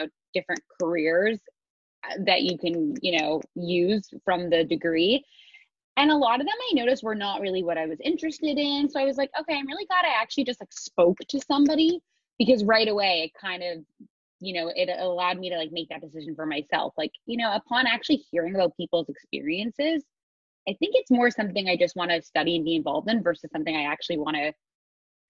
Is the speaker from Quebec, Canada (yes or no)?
yes; Montreal, Quebec, Canada; moved away as an adult; now in New York City, United States; I grew up in Montreal, Canada, which was a total mix of urban and suburban lifestyle, which I loved